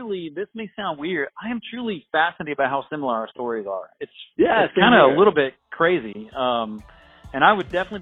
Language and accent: English; Indiana, United States; I grew up in Indiana